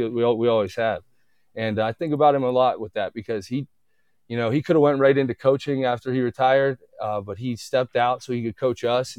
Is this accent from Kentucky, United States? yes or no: no; Youngstown, Ohio, United States; growing up in Youngstown, especially, you know, there's a lot of tradition there